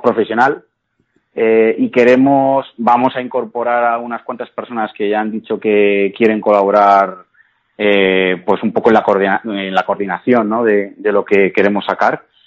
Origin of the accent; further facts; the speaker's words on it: Cuenca, Castilla-La Mancha, Spain; ni siquiera los propios conquenses tenemos ese orgullo de decir, oye, que soy de Cuenca